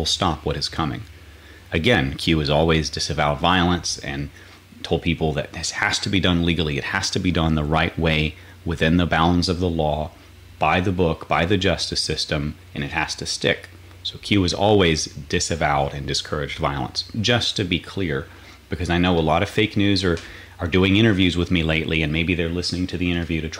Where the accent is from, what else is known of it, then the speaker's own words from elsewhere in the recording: North Carolina, United States; now in Florida, United States; I'm from North Carolina originally